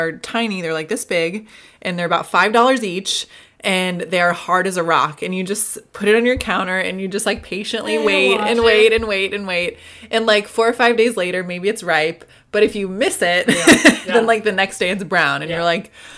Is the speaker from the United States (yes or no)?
yes; Midwest, United States; now in Southern California, United States; I'm from the Midwest